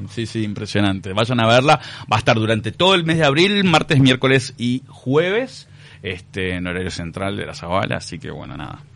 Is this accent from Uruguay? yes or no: yes; Uruguay; soy la primera generación de uruguayos de mi familia, son todos gallegos, este mi hermana y yo somos los únicos uruguayos